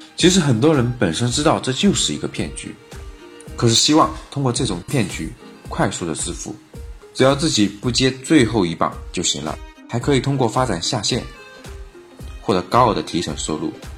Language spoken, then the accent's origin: Chinese; China; 都说我们中国人聪明。因为我们是最会投机取巧的民族